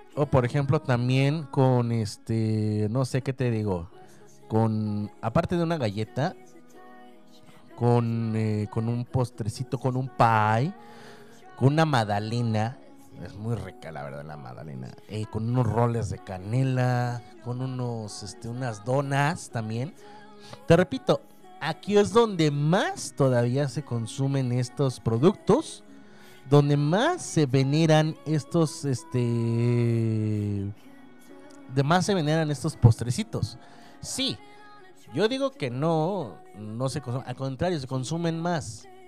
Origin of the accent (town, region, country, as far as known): Mexico